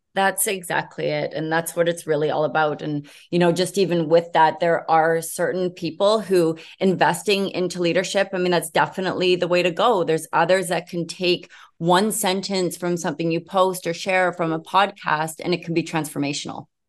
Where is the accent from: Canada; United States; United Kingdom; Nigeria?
Canada; Vancouver, British Columbia; I am from Vancouver, British Columbia